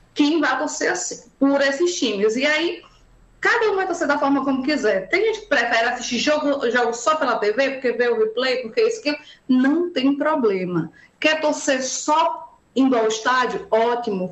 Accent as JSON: {"language": "Portuguese", "region": "Northeast Region", "country": "Brazil", "said": "como nordestinos"}